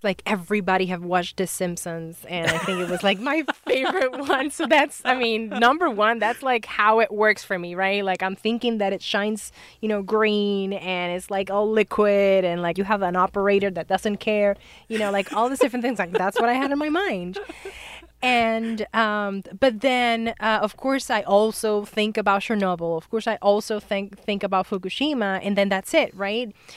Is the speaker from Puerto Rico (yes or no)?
yes; Puerto Rico; moved away; we are born and raised in Puerto Rico